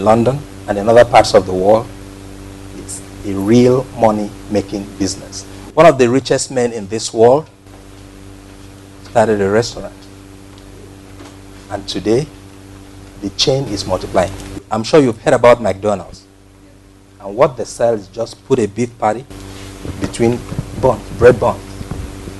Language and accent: English; Akwa Ibom, Nigeria; moved away as an adult; now in United States; I'm from Nigeria. I'm from Akwa Ibom State